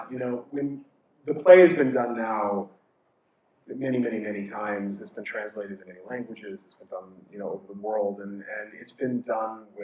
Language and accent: English; Idaho, United States; also born or lived in Moscow, Idaho; now in New York City, United States; growing up in Idaho.